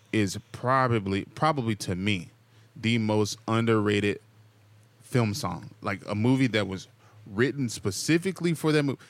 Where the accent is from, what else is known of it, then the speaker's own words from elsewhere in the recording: Texas, United States; now in Southern California, United States; I'm also a Texan, though. I grew up in the tornado, in tor-, in the tornado alley